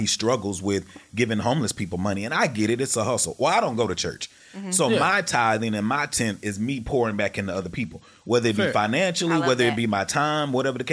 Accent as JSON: {"language": "English", "town": "Texarkana", "country": "United States", "said": "I'm from Texarkana, the country"}